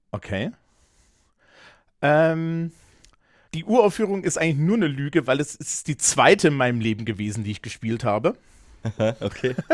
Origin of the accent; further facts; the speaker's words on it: Thuringia, Germany; Ich komme ja eigentlich aus Thüringen und da ist man ja so ein bisschen pilzverseucht.